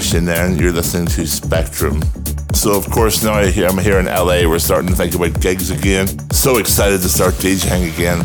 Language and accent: English; Belfast, Northern Ireland, United Kingdom; now in Los Angeles, United States; my hometown of Belfast